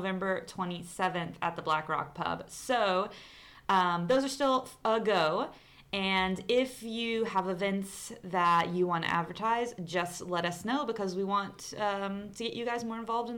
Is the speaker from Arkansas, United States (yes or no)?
yes; Arkansas, United States; born or raised there; moved away as an adult; now in Santiago, Chile